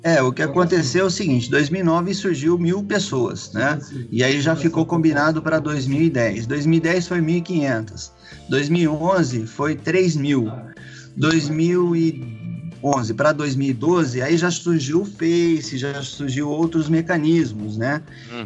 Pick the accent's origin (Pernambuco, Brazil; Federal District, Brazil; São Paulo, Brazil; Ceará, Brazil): São Paulo, Brazil; Campinas; eu sou de Campinas